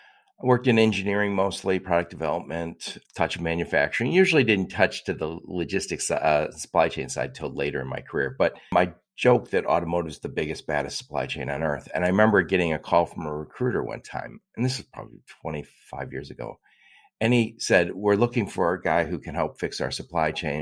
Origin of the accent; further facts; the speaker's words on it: Dearborn, Michigan, United States; I grew up in Dearborn, Michigan, where Ford's